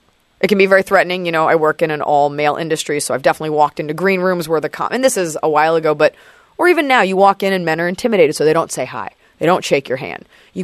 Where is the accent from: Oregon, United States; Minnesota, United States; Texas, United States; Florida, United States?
Texas, United States; Dallas; I'm from Dallas.